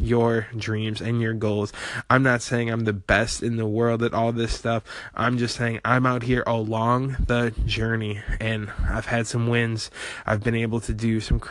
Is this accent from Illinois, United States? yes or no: yes; rural Illinois, United States; moved away; I was your average 19-year-old in a small town in rural Illinois